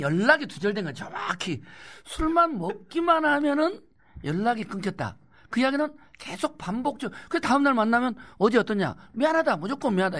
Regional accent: Gwangju, South Korea; 나는 또 광주 후배기도 하고

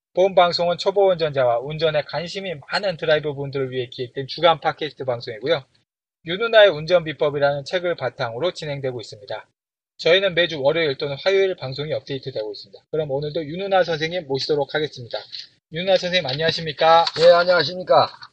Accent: South Korea; 한국에서 태어나서 한국에서 자랐는데

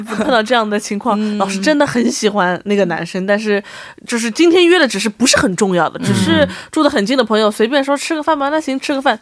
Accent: Shanghai, China; moved away as an adult; also born or lived in United States; now in South Korea; 我们上海人就说他门槛很精

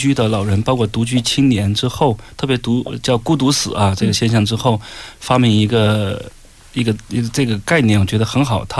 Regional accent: China; 我就给他解释，说我们中国人的责任感很强

